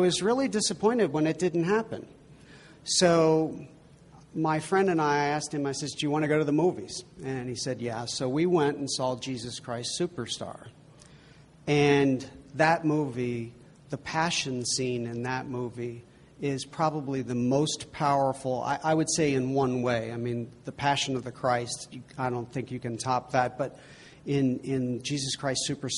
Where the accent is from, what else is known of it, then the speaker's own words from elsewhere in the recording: Cincinnati, Ohio, United States; moved away; I grew up in Cincinnati, Ohio, and that's where Xavier University is